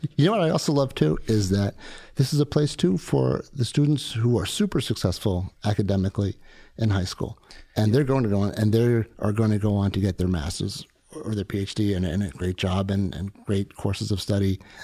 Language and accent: English; South Shore of Long Island, New York, United States; I grew up in New York on the South Shore of Long Island